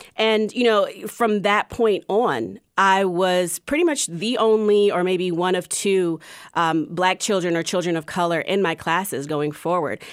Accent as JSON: {"language": "English", "town": "Columbia", "region": "Maryland", "country": "United States", "tie": "born or raised there", "also_born_or_lived": "Durham", "moved": "as an adult", "lives_now": "Charlotte, United States", "said": "Growing up in Columbia was really interesting."}